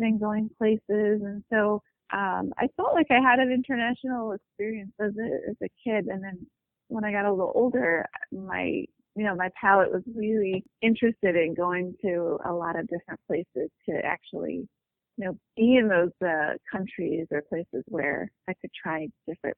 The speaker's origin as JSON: {"language": "English", "area": "near Cleveland", "region": "Ohio", "country": "United States", "tie": "born or raised there", "said": "I was born and raised in Ohio, close to Cleveland"}